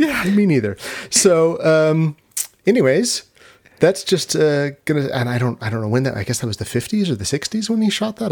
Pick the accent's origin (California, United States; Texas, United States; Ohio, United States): California, United States; Long Beach; I grew up in Long Beach in California, which is about an hour from Hollywood.